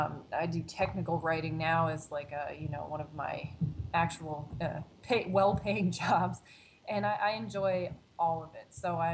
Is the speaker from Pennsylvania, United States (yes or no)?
yes; Pennsylvania, United States; now in Chicago, United States; And then I was desperate to sort of get out of my hometown, get out of Pennsylvania as well, and sort of move on to a new place in Chicago.